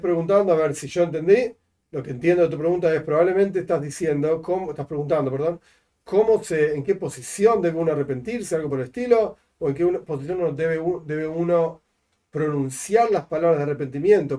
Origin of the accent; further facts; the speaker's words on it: Argentina; also born or lived in La Plata; yo soy argentino y vivo acá y voto en octubre junto con todos los argentinos